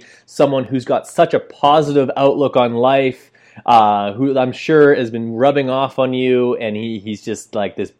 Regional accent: Canada; that's where I'm from. I'm from Canada

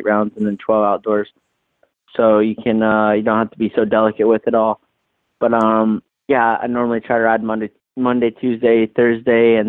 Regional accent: East Coast, United States; I grew up on the East Coast

